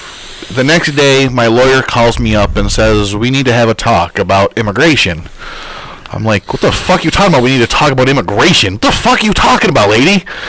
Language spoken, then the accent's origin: English; New York, United States; Because last time I checked, I was born in New York State.